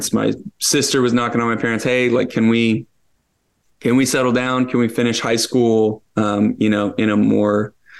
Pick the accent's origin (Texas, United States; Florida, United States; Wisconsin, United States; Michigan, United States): Florida, United States; Pensacola; also born or lived in Niceville, Florida; born in Northwestern Florida in Pensacola